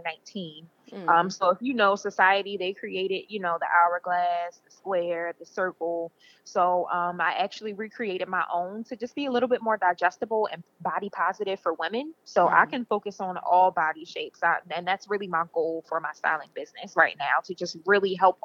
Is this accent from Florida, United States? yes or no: no; Baltimore, Maryland, United States; I'm from Baltimore, Maryland, born and raised